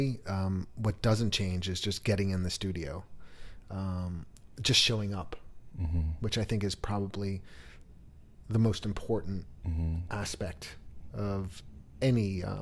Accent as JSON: {"language": "English", "town": "New York City", "region": "New York", "country": "United States", "tie": "born or raised there", "said": "I grew up in New York City"}